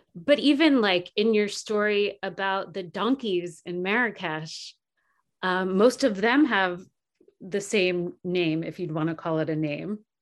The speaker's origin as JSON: {"language": "English", "region": "New Jersey", "country": "United States", "tie": "born or raised there", "said": "I grew up in New Jersey going to the Six Flags Safari in Jackson"}